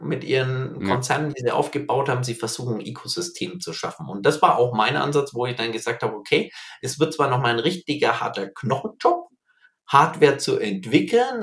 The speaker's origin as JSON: {"language": "German", "area": "near Herzogenaurach", "region": "Bavaria", "country": "Germany", "tie": "born or raised there", "said": "ich bin hier in der Nähe von Herzogenaurach aufgewachsen, in einem kleinen Dorf"}